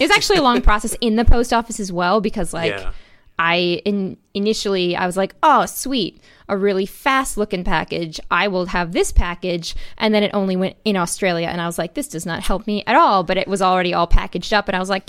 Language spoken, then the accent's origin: English; Wisconsin, United States; born there; Yeah, I was born in Wisconsin. I had beautiful years looking at cows.